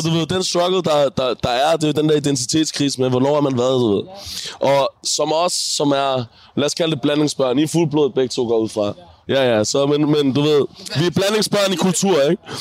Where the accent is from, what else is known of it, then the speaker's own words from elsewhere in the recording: Denmark; Men jeg, jeg er født i Danmark og har opvokset i Danmark, du ved.